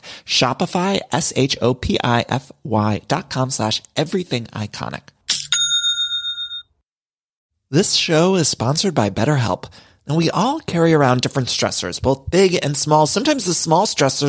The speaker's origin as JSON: {"language": "English", "region": "Ohio", "country": "United States", "moved": "yes", "lives_now": "Los Angeles, United States", "said": "I'm from Ohio. I live in LA, but I'm from Ohio"}